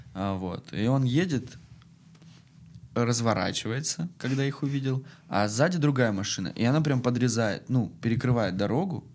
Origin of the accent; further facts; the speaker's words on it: Krasnodar, Krasnodar Krai, Russia; мы из Краснодара, типа, приехали по работе